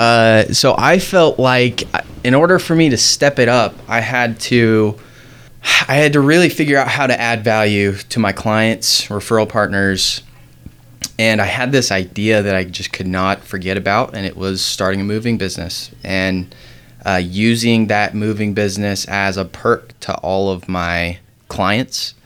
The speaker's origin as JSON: {"language": "English", "town": "South Jordan", "region": "Utah", "country": "United States", "tie": "born or raised there", "said": "I grew up in South Jordan."}